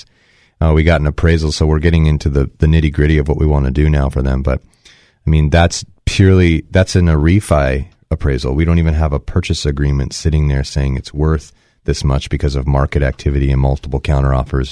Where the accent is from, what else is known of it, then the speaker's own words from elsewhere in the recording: Bay Area, California, United States; moved away; I grew up in the Bay Area